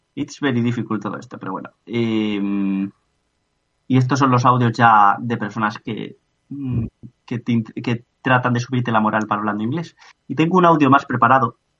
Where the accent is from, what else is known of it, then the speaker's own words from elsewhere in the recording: Spain; cuando me dicen, ¿de dónde eres? Digo, pues de, de una ciudad cerca de Madrid